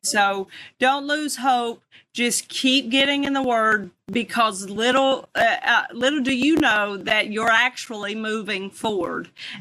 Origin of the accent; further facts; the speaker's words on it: the South, United States; I'm from the South